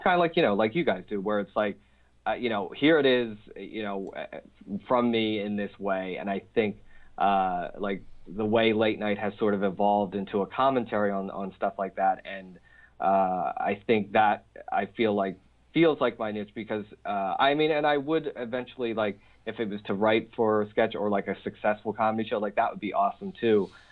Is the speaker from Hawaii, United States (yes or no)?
no; Philadelphia, Pennsylvania, United States; I grew up in Philly in terms of like blue collar